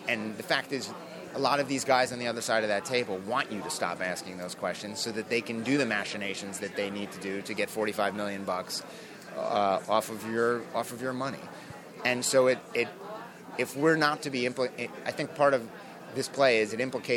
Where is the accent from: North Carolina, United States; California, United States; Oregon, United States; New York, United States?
New York, United States; Long Island; I grew up on Long Island